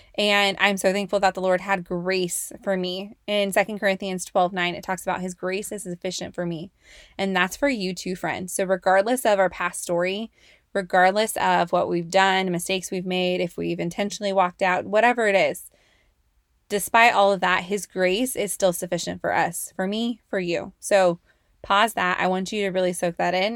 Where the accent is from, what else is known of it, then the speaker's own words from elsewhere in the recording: Oakley, California, United States; moved away as an adult; also born or lived in Antioch, California; I grew up in the Bay Area, Bay Area. Um, specifically in Antioch and Oakley, California